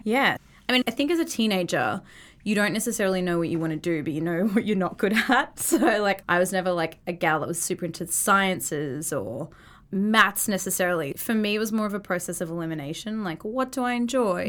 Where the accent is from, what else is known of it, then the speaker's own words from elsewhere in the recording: Brisbane, Queensland, Australia; moved away as an adult; now in United States; I'm from Brisbane, Australia